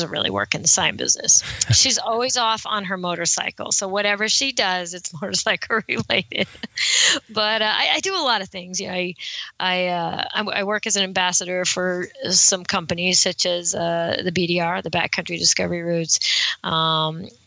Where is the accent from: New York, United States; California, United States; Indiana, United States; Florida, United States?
California, United States; Monterey County; I am from Monterey County in California